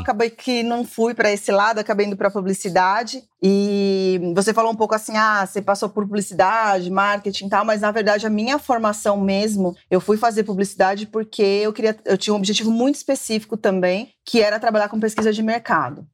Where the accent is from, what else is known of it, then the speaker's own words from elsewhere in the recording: São Paulo, Brazil; sou aqui de São Paulo, cresci aqui, nasci aqui.